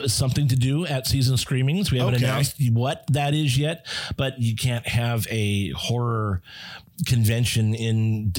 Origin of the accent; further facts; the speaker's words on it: Southern California, United States; growing up in Southern California